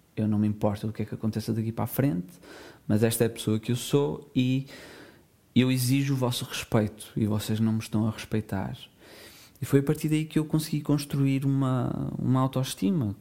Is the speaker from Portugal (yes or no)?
yes; Portugal; nasci nos anos 90 em Portugal